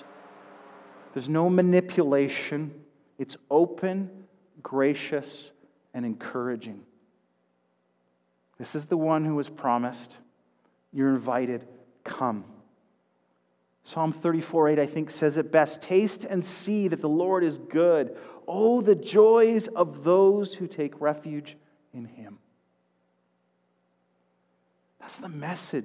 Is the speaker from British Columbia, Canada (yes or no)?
yes; Duncan, British Columbia, Canada; Can anything good come from Duncan? My hometown had a nickname, Drunken Duncan